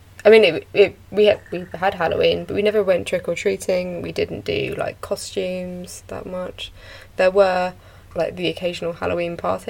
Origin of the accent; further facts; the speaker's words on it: United Kingdom; I'm British.